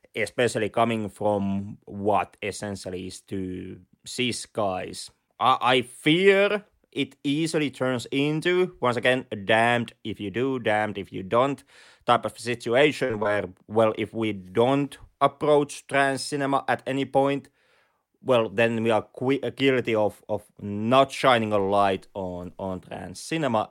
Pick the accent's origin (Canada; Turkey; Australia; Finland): Finland; Lapland; accent: Finnish rally accent; English is a second language; we both have the, the luxurious Finnish Ralli accent